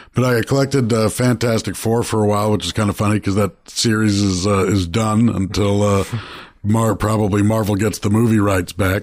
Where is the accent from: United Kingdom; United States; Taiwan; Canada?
Canada; Toronto, Ontario; I grew up in Toronto